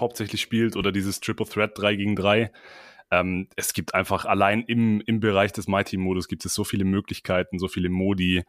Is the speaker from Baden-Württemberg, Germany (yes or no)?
yes; near Stuttgart, Swabia, Baden-Württemberg, Germany; komme aus der Nähe von Stuttgart, Schwaben Represent.